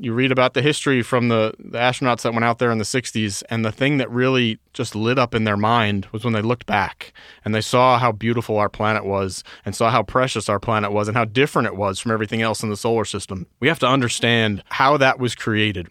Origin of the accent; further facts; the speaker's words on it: New York, United States; I was born and raised in New York, about an hour north of the city.